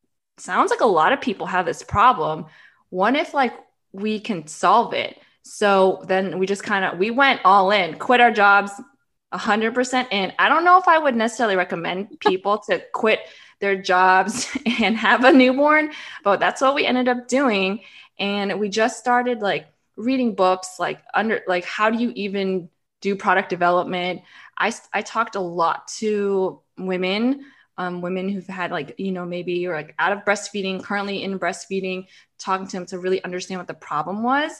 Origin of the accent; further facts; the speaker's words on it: Florida, United States; moved away as an adult; also born or lived in New York City; we're both from Florida